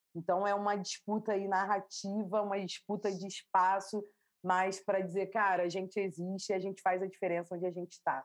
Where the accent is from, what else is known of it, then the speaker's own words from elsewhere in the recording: Rio de Janeiro, Brazil; accent: carioca; Eu nasci no Rio de Janeiro